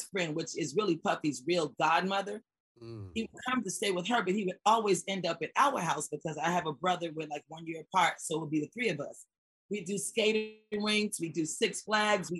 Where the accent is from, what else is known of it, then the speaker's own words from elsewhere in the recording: Atlanta, Georgia, United States; also born or lived in New York; moved to Atlanta when I was 5 years old